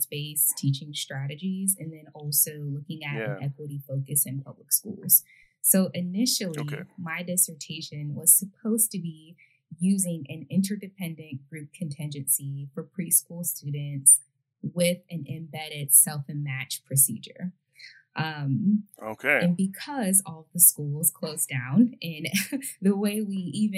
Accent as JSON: {"language": "English", "town": "Detroit", "region": "Michigan", "country": "United States", "said": "I'm from the East Side, which is the Metro Detroit area"}